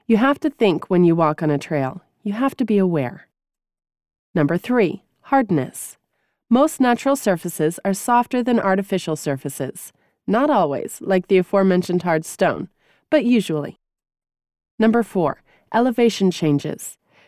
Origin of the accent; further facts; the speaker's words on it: New England, United States; Growing up in New England, I developed my cross-country running chops actually running across the country surrounding my house.